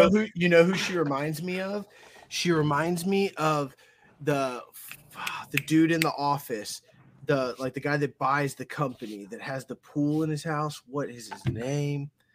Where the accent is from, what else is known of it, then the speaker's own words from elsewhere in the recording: Georgia, United States; I'm from Georgia